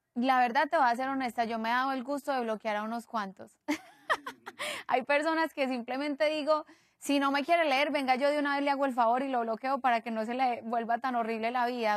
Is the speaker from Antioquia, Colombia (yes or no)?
yes; Medellín, Antioquia, Colombia; somos de Medellín y, y, venimos del mismo país